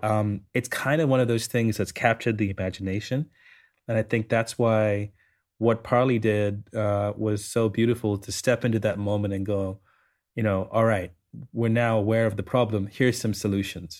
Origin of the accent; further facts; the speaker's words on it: Sri Lanka; I, I grew up in Sri Lanka